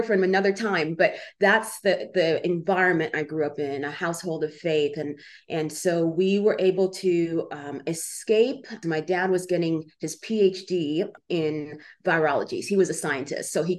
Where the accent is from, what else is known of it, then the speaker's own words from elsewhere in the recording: Uganda; moved away; I was born in Uganda during the days of Idi Amin